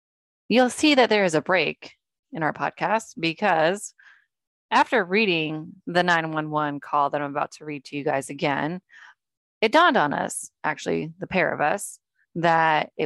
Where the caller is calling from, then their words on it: Amityville, New York, United States; It's in Amityville. Call up the Amityville police and it's right off Ocean Avenue in Amityville.